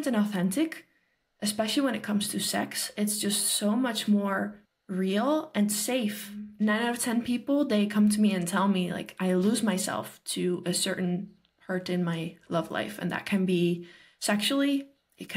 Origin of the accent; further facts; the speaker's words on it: Netherlands; I'm from the Netherlands